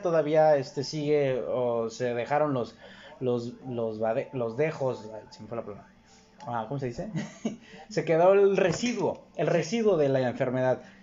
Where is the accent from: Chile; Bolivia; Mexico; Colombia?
Mexico; como mexicano